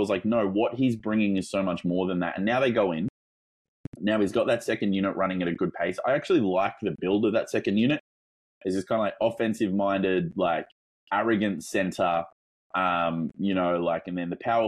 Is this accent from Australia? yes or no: yes; Australia; obviously by my accent, you might be able to tell that I'm not from Northern America. I'm Australian